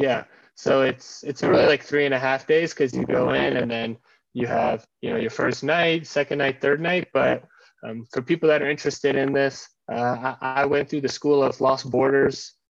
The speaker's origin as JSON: {"language": "English", "country": "United States", "tie": "born or raised there", "said": "I grew up in the American culture. I have a really like ascension focused mindset of like, I want to make the most of every day."}